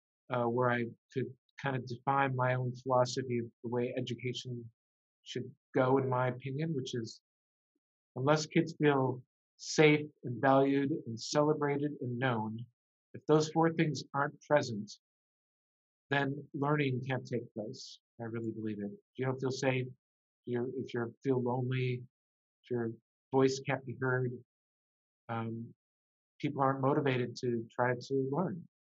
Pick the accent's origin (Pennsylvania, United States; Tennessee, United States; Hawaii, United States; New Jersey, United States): Tennessee, United States; Memphis; Sports was a big, very big part of growing up in Memphis